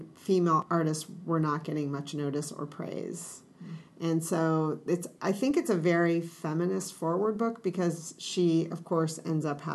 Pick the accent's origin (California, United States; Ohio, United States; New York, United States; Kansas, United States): Ohio, United States; accent: Ohio; my Ohio accent